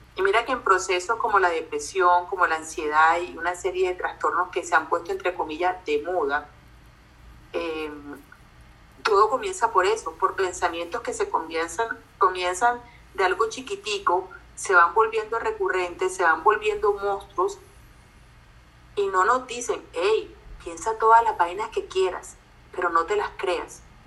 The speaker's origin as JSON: {"language": "Spanish", "town": "Barranquilla", "region": "Atlántico", "country": "Colombia", "tie": "born or raised there", "accent": "barranquillero", "said": "yo soy colombiana, creo que más de uno que está escuchando ya se las pilló, nací en Barranquilla"}